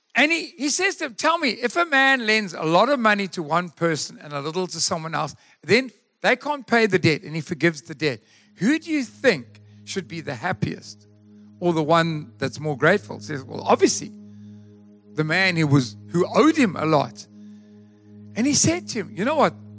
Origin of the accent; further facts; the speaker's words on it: Durban, KwaZulu-Natal, South Africa; moved away; We come from Durban